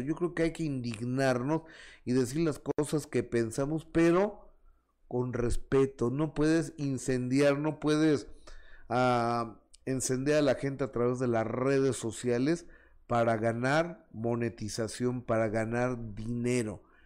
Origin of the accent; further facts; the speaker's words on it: Mexico; mi país, en México